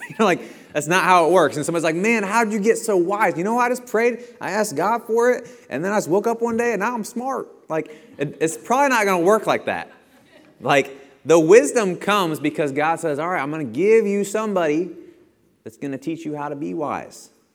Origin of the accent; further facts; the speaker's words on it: Bethalto, Illinois, United States; I'm from Bethalto